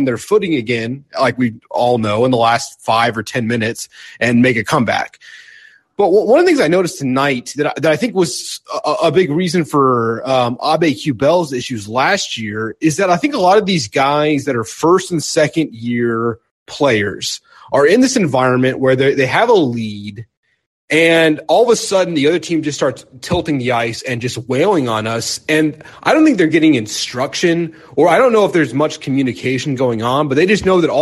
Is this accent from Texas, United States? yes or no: yes; Dallas, Texas, United States; I grew up around Dallas